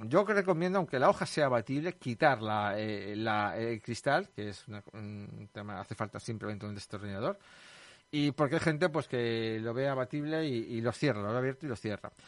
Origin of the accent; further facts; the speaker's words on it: Leganés, Community of Madrid, Spain; los leganenses somos y los madrileños y los españoles